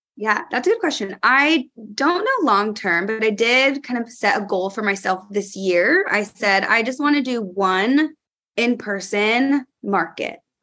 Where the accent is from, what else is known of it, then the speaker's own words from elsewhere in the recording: California, United States; now in New York, United States; I'm from California